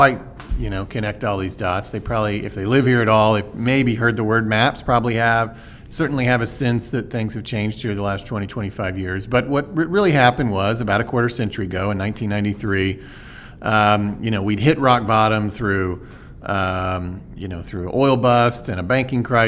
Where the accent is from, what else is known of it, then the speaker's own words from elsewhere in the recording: Oklahoma City, Oklahoma, United States; also born or lived in Washington, D.C.; I was born and raised here in Oklahoma City. Went to Putnam City Schools. Grew up in Northwest Oklahoma City